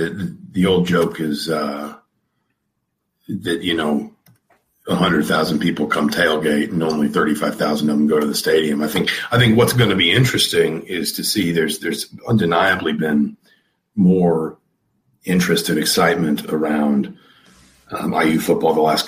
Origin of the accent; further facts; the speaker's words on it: Atlanta, Georgia, United States; moved away; as somebody who grew up in SEC country, I grew up in Atlanta.